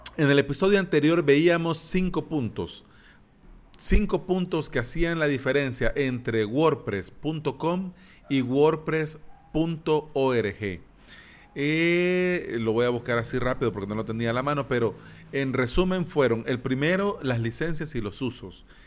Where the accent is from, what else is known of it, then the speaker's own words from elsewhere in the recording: El Salvador; antes habían colones aquí en mi país, pero ya no